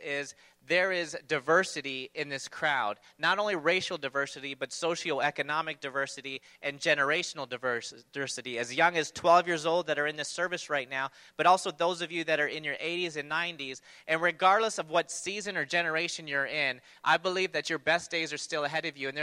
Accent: Toronto, Ontario, Canada; I grew up in Toronto

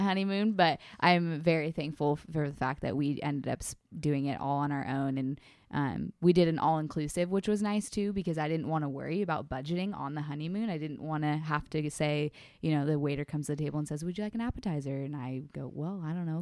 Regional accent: California, United States; moved away; I'm originally from California, and I was home last weekend with my family

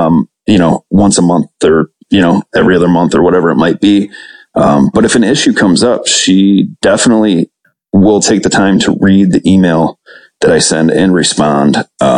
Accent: Michigan, United States; moved away as an adult; also born or lived in Baltimore, Maryland; Haley Stevens, Congresswoman from Michigan's 11th district, kind of grew from some concerns that we were having in our hometown. So she represents my hometown where I live.

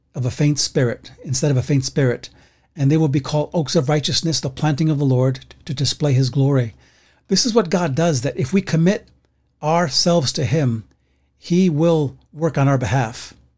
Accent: New York City, New York, United States; I grew up like that in the Bronx

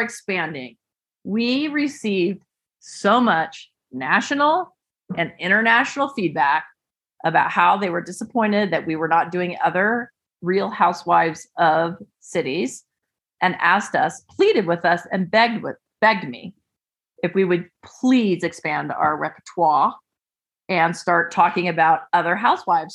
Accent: California, United States; moved away; I'm from California originally

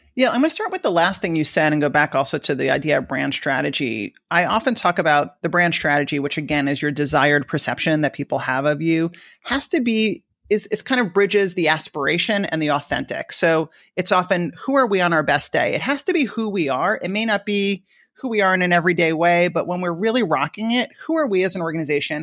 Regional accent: Long Island, New York, United States; accent: New York; moved away; also born or lived in Washington, D.C. / San Francisco; I grew up in the suburbs of New York in an area called Long Island

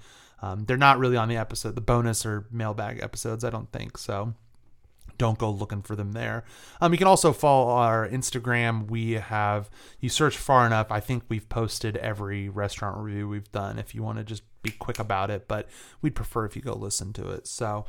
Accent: England, United Kingdom; I'm from England.

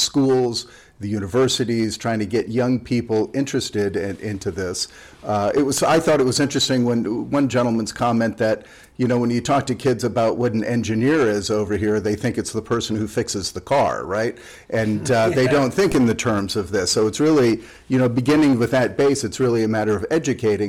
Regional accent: United States; as an American

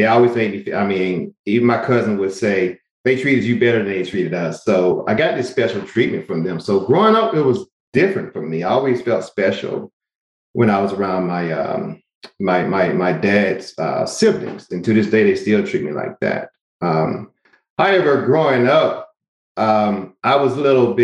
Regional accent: Albany, Georgia, United States; I grew up in a small town called Albany, Georgia

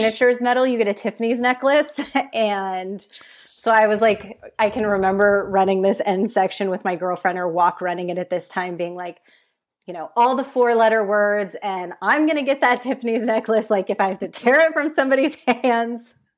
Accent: San Francisco Bay Area, California, United States; now in San Diego, United States; I grew up in the San Francisco Bay Area and lived there until about two years ago, and then we relocated

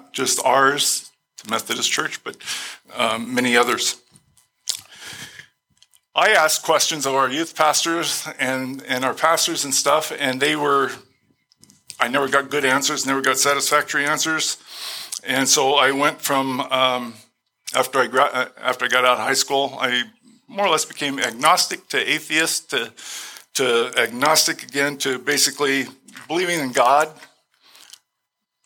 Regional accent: Glendale, United States; I was born and raised in Glendale.

